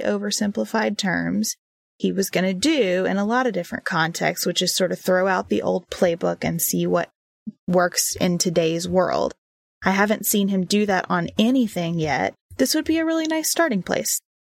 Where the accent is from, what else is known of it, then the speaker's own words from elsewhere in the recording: Western Kentucky, United States; moved away; I grew up in Western Kentucky.